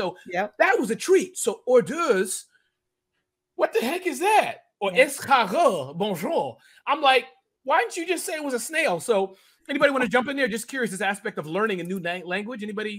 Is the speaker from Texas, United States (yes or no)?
no; New York City, New York, United States; I grew up on East Flatbush.